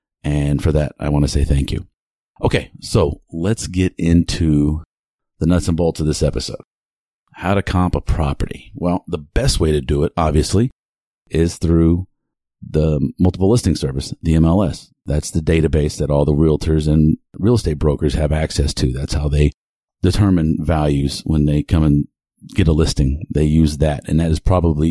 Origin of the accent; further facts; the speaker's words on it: Houston, Texas, United States; my hometown, Houston, Texas.